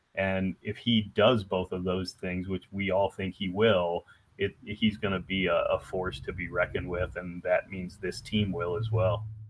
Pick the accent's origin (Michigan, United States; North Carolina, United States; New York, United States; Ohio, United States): Ohio, United States; Columbus; moved away as an adult; also born or lived in Atlanta, Georgia; I'm from Columbus, Ohio